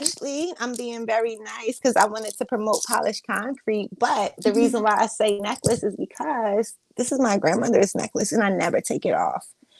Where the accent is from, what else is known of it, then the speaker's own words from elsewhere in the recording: New Jersey, United States; I'm choosing Six Flags Great Adventure because I'm from New Jersey over both.